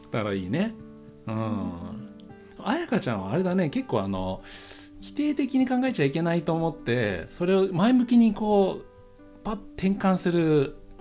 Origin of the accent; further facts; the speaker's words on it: Yokohama, Kanagawa, Japan; 出身がね横浜なんだけど横浜で生まれ育つと横浜がおしゃれっていう感覚全くなかった